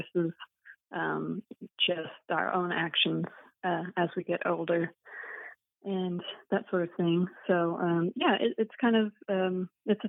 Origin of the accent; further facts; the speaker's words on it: Idaho, United States; now in Boston, United States; I grew up in Idaho